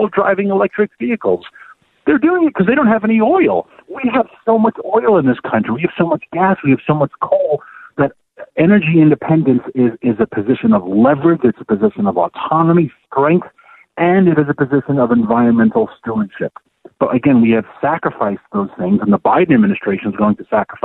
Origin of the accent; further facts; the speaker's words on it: New York City, New York, United States; moved away; also born or lived in Washington, D.C.; I'm from Queens, and I lived 17 years in D.C. I am new to rural America